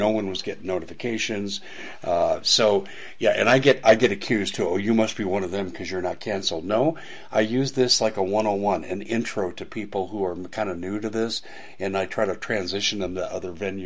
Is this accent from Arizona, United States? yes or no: yes; Maricopa County, Arizona, United States; I'm from Maricopa County.